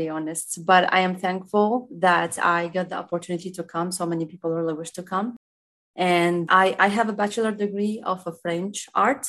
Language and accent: English; Baghdad, Baghdad Governorate, Iraq; English is a second language; moved away as an adult; now in Texas, United States; I grew up in Baghdad and I was always there in Baghdad with my parents and my only sister.